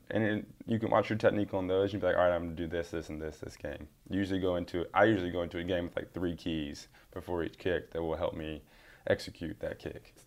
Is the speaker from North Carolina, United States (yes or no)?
yes; Charlotte, North Carolina, United States; Growing up in the Charlotte area